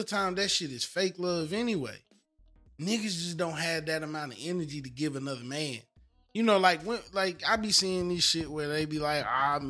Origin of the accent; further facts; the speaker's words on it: the South, United States; Well, from the South, I'm from the South. We from the South.